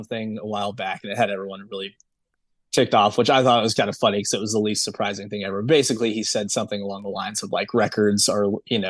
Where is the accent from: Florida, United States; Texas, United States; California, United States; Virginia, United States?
Texas, United States; San Antonio; also born or lived in Saudi Arabia / Germany; but I'm from San Antonio, but I lived in Saudi Arabia for about 9 years, and then Germany for about two.